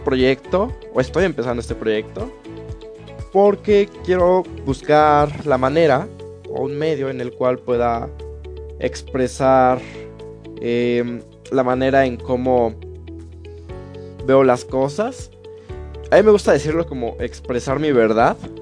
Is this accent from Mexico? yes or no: yes; Pachuca, Hidalgo, Mexico; moved away as an adult; now in Querétaro, Mexico; yo soy de Pachuca, Hidalgo. Entonces, bueno, hace 8 años es que me vine a esta ciudad. Me vine por el estudio